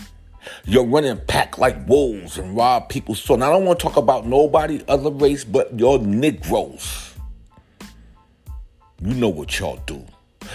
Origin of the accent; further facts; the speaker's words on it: New York City, New York, United States; When I was growing up in South Bronx